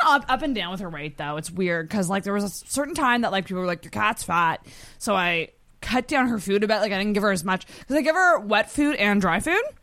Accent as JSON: {"language": "English", "town": "Antigonish", "region": "Nova Scotia", "country": "Canada", "said": "I'm from Anagonish, which is two hours away"}